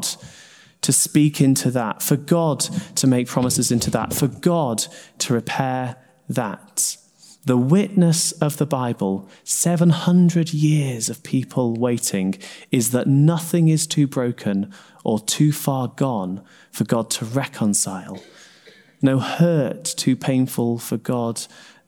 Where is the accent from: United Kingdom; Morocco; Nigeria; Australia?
United Kingdom; Sheffield, Yorkshire and the Humber; now in Newcastle upon Tyne, United Kingdom; I grew up in Sheffield